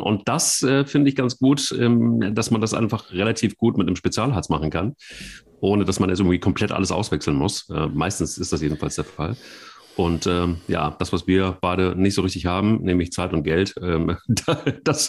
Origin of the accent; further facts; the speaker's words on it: Cologne, North Rhine-Westphalia, Germany; wir als Kölner